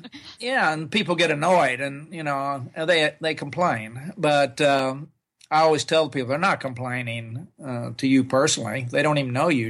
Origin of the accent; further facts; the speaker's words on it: Oklahoma, United States; moved away as an adult; I grew up in Oklahoma, and I, I didn't leave the state till I was 20 years old